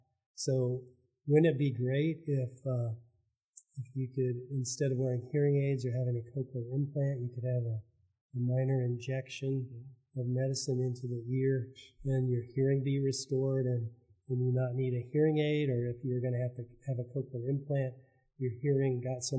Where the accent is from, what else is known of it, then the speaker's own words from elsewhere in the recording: Idaho, United States; moved away as an adult; now in Oklahoma, United States; So I grew up in Idaho and got in the military to pay for medical school.